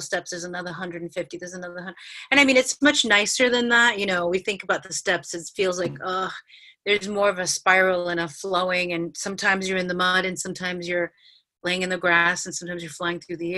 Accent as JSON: {"language": "English", "town": "New York City", "region": "New York", "country": "United States", "tie": "born or raised there", "said": "growing up in New York City, like I've been living on my own in New York City since I'm 21"}